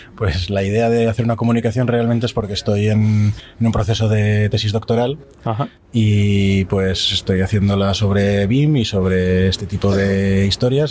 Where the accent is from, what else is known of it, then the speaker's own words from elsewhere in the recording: Zaragoza, Aragon, Spain; soy de Zaragoza